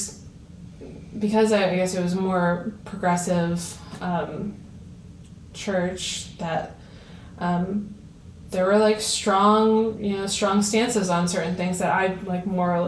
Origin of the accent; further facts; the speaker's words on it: Somerville, New Jersey, United States; now in Easton, United States; I'm from Somerville, New Jersey, and I came back as an employee about 4.5 or 5 years ago